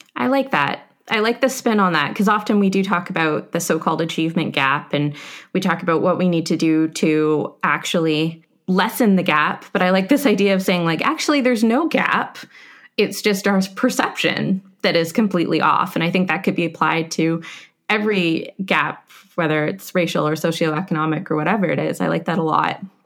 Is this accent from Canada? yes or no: yes; Canada; moved away as an adult; now in United States; I'm a Canadian coming to America